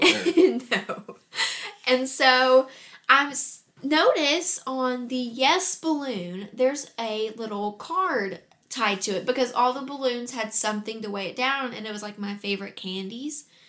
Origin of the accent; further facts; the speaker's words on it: Huntington, West Virginia, United States; I was born and raised in Huntington, West Virginia